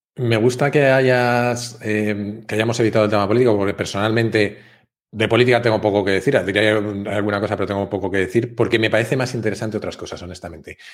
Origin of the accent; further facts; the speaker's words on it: Spain; me sentí atacado como español